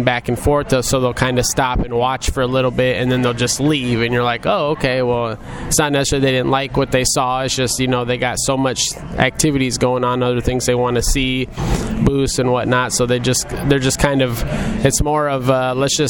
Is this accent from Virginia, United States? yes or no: no; Muscatine, Iowa, United States; also born or lived in Las Vegas; I was born and raised in Muscatine